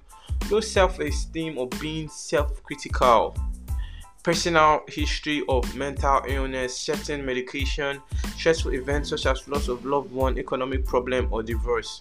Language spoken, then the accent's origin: English; Nigeria; As an African child or as a Nigerian child, which I am. I'm Nigerian. I'm proud Nigerian.